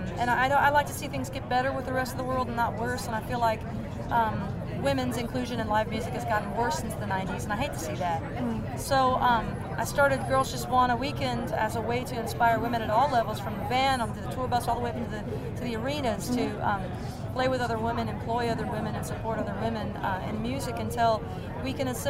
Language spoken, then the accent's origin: English; Seattle, Washington, United States; We're from Seattle.